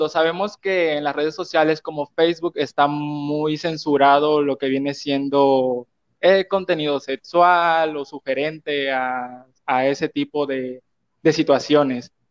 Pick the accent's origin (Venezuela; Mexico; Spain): Mexico; Veracruz; moved away as an adult; now in Nogales, Mexico; Pues actualmente vivo en la ciudad de Nogales, Sonora, y pues soy nativo de Veracruz. Tengo casi dos años viviendo aquí en frontera y pues aquí trabajo.